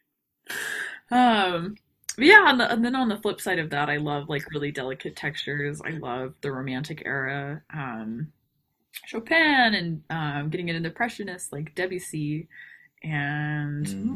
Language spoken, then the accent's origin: English; New Braunfels, Texas, United States; moved away; also born or lived in Houston, Texas / Montana; I am actually originally from Texas. Um, I was born in Houston. Um, lived outside of New Braunfels when I was a kid.